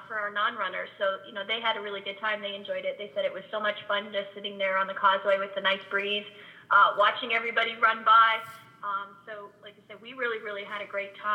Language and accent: English; Northwest Ohio, United States; moved away; I grew up in Northwest Ohio, so Cedar Point was where we went all the time in the summer